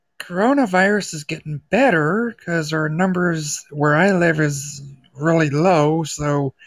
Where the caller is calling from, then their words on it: Iowa, United States; I'm calling from the United States in Iowa.